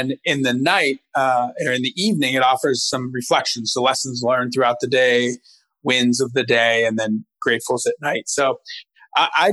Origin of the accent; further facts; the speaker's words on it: Youngstown, Ohio, United States; moved away as an adult; also born or lived in Chicago; I'm originally from a town, a small town in Northeast Ohio, Youngstown.